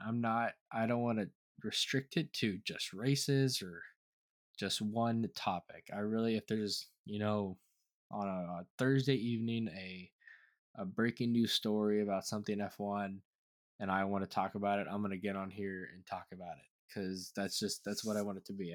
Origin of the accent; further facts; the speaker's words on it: United States; I am an American